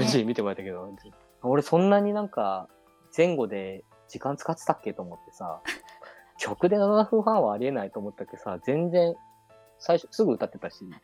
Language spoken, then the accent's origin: Japanese; Hokkaido, Japan; 俺北海道出身だけど